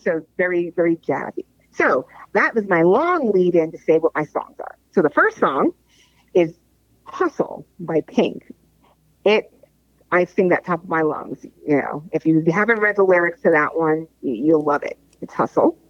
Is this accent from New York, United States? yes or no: yes; New York, United States; I grew up in New York